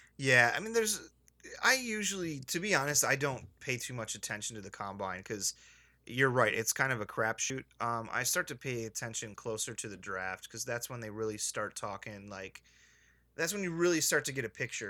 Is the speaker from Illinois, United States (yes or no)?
yes; Illinois, United States; also born or lived in Chicago; now in Los Angeles, United States; I'm just from Illinois